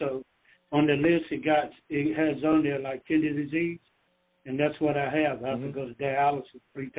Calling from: Georgia, United States; I'm calling from Georgia.

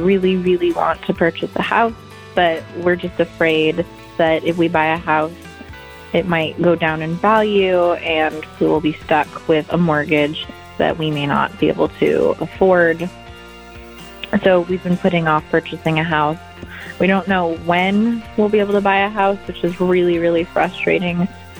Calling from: Seattle, Washington, United States; I am calling from Seattle, Washington.

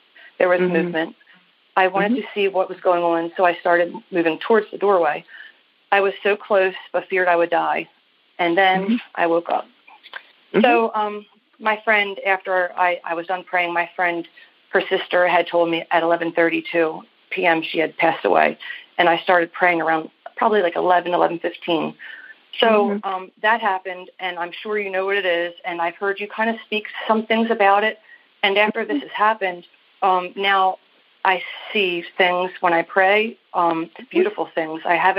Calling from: Maryland, United States; I'm calling you from Maryland.

